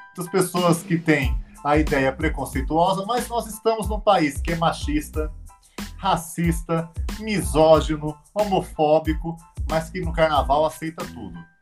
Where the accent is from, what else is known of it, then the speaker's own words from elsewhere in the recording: Orlândia, São Paulo, Brazil; estava numa escola em Orlândia, onde eu nasci, no interior de São Paulo